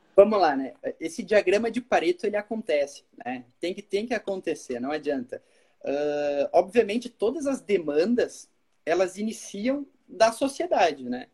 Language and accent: Portuguese; Caxias do Sul, Rio Grande do Sul, Brazil; also born or lived in Braga, Portugal; Eu sou formado pela UX, eu sou de Caxias